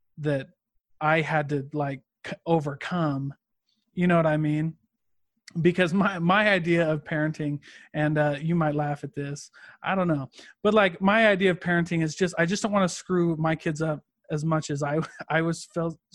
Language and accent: English; Midwest, United States; I grew up in the Midwest, very like farming, factory, small town